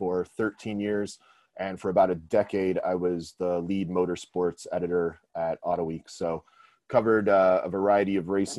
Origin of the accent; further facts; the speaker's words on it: Detroit, Michigan, United States; I'm from Detroit.